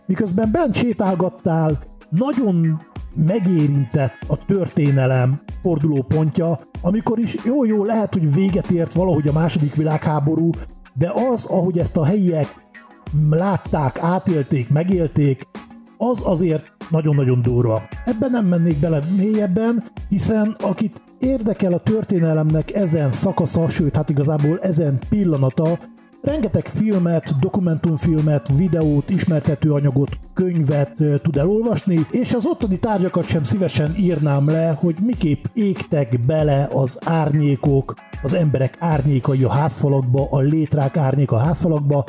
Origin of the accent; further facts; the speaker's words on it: Hungary; olyan magyarként